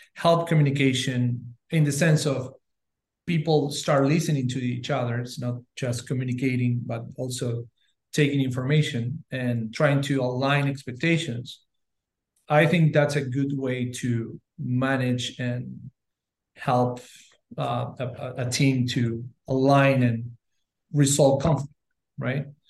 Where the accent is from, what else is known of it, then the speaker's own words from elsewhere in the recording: Uruguay; I'm originally from Uruguay